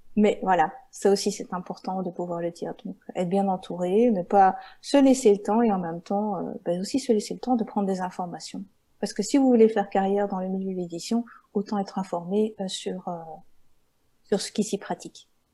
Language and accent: French; Belgium; je viens de Belgique, mais je ne suis pas des Ardennes